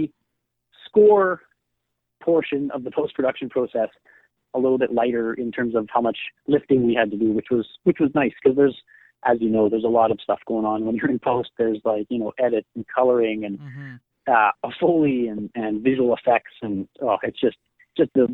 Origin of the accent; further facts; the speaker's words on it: Winnipeg, Manitoba, Canada; I'm from Winnipeg